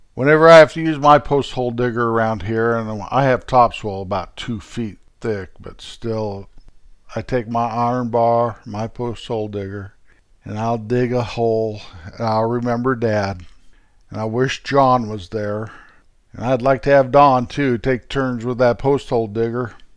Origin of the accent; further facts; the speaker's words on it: Rocky Mountains, United States; raised in the Rocky Mountains